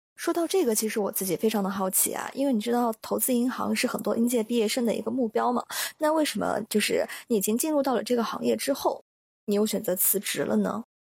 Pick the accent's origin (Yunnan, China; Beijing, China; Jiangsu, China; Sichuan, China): Yunnan, China; now in New York, United States; 我也是云南人